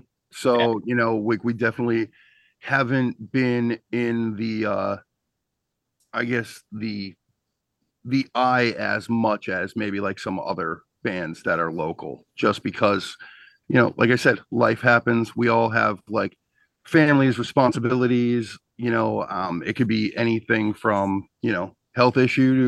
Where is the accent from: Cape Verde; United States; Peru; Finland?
United States; Wilkes-Barre, Pennsylvania; I'm from Wilkes-Barre, and like that's like the coal city